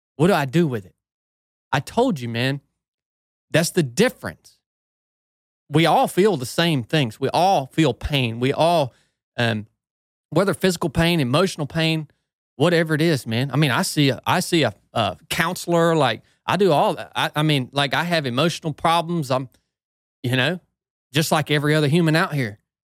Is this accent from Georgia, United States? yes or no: yes; Northwest Georgia, United States; I grew up in Northwest Georgia